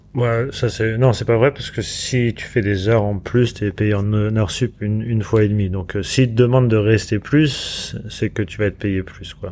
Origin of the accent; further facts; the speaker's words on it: France; moved away as an adult; also born or lived in London, United Kingdom / Los Angeles, United States / Montpellier, France; moi en tant que français, j'étais qu'avec des français pendant 15 ans